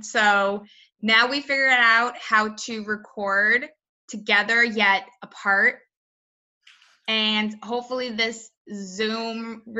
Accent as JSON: {"language": "English", "area": "outside of Boston", "region": "Massachusetts", "country": "United States", "tie": "born or raised there", "said": "growing up outside of Boston"}